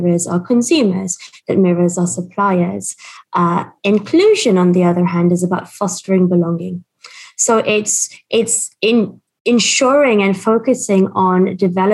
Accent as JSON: {"language": "English", "region": "Dubai", "country": "United Arab Emirates", "tie": "born or raised there", "moved": "yes", "lives_now": "United Kingdom", "said": "I grew up in Dubai. I'm Indian and I have a Portuguese passport."}